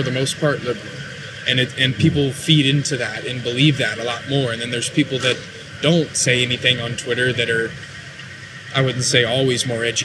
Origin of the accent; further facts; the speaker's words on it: Texas, United States; I grew up in Texas, so conservative, small town, country, religion, just the basic way of living